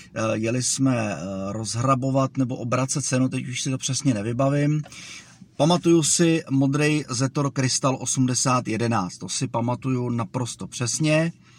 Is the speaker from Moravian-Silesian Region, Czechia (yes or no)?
no; Zdechovice, Pardubice Region, Czechia; also born or lived in Žehušice; přízemní byt, který jsme, e, měli, když jsem byl malej ve Zdechovicích